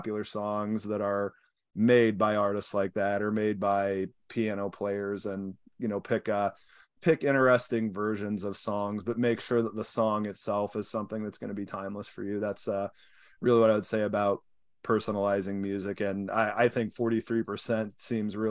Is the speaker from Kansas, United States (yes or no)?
yes; Kansas, United States; moved away; I'm from Kansas and wife is from San Diego. So we grabbed some of the wheat grain from the family farm